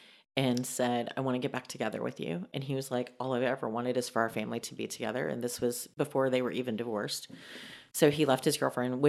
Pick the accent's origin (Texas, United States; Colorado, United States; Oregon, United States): Texas, United States; Dallas; Born and raised in Dallas, Texas. I left home when I was 16.